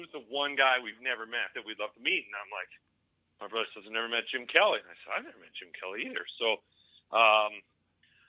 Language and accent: English; Canada; as a Canadian